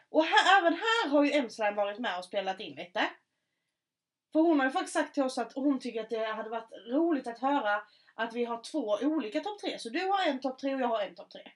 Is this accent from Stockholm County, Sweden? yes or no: no; Markaryd, Kronoberg County, Sweden; accent: Scanian; där jag kommer ifrån